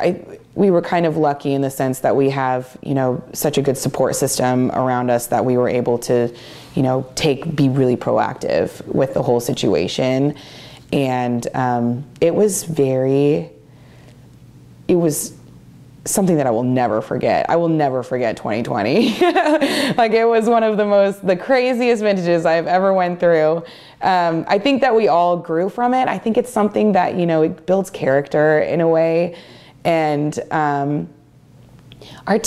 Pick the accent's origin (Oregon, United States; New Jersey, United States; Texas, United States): Oregon, United States; Dufur; I grew up in Eastern Oregon